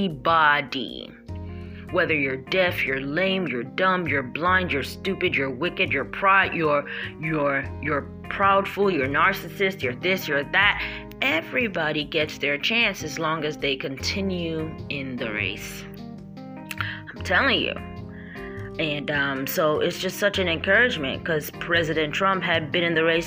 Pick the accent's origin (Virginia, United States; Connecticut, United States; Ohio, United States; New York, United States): New York, United States; I am a New Yorker and I am an American